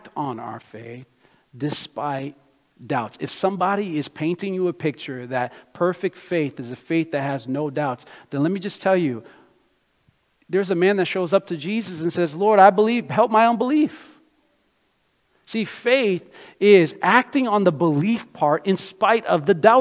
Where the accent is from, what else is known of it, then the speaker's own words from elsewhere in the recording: United States; also born or lived in Brazil; I was born in Brazil, but I grew up in America